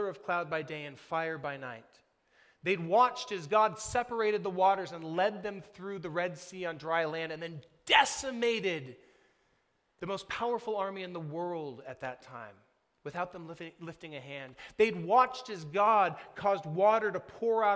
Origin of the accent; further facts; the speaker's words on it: United States; we, like Nicodemus, have been shaped by growing up in America